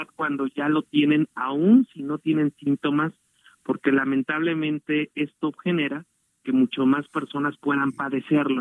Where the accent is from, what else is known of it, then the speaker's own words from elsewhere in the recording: Mexico; como mexicanos